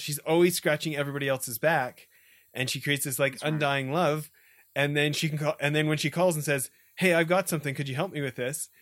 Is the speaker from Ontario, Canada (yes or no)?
no; Edmonton, Alberta, Canada; also born or lived in a small farm town; I grew up in Edmonton, the city of a million